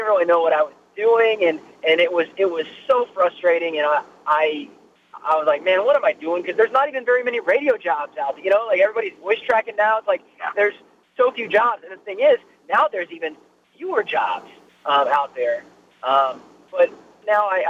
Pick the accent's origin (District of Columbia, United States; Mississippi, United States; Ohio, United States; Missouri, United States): Ohio, United States; moved away as an adult; where are you from? And I'm like, Ohio